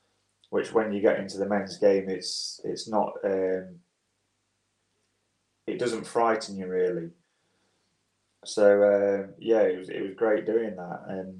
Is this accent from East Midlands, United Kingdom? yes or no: yes; Swanwick, East Midlands, United Kingdom; also born or lived in Hitchin; I was born down, ironically, near Luton. I was born in Hitchin, and my dad was from Nottingham, so we moved up to Swanwick when I was 5 or 6 years old